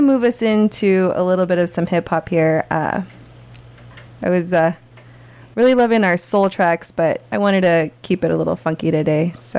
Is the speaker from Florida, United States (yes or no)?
no; California, United States; As a California native